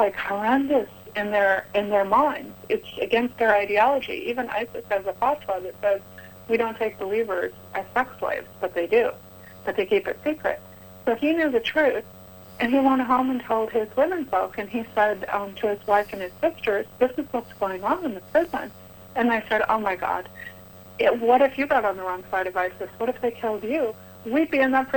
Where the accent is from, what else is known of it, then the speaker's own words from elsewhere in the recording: United States; I'm an American Christian woman